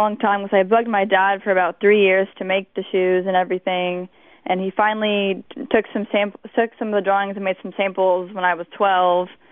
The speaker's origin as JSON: {"language": "English", "town": "Galveston", "region": "Texas", "country": "United States", "tie": "born or raised there", "said": "I was born on Galveston Island in Texas"}